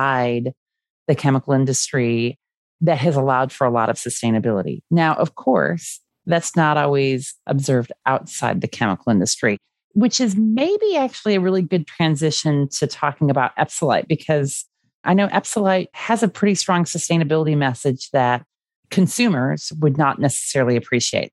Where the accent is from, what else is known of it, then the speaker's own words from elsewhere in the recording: Chicago, Illinois, United States; I grew up in the Chicago area